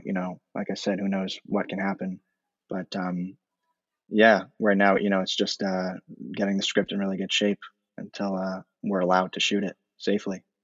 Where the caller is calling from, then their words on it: New York City, New York, United States; I'm calling from Brooklyn, New York